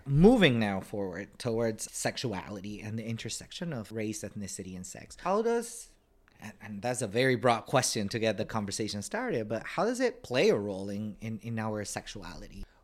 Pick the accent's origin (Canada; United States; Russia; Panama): Panama; moved away; I'm originally from Panama